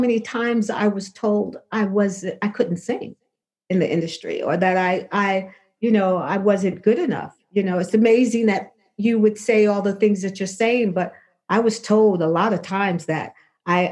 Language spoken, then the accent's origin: English; New York City, New York, United States; I lived in Brooklyn. I'm from Brooklyn